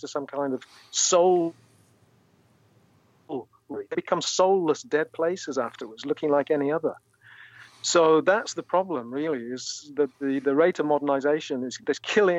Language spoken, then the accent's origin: English; Burnley, North West England, United Kingdom; Burnley is my hometown